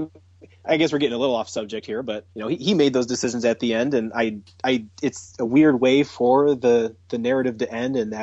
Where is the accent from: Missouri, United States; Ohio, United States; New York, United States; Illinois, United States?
Ohio, United States; Toledo; growing up in Toledo